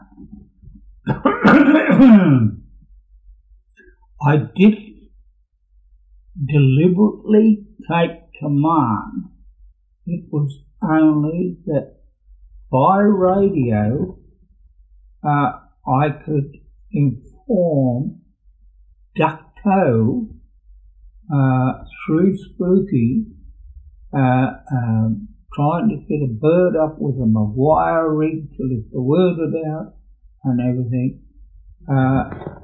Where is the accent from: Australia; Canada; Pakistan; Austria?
Australia; an Australian soldier